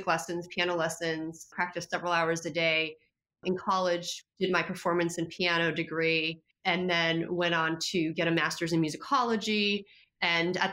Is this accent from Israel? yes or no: no; Poland; moved away; I speak Polish because I was born in Poland and my entire family's in Poland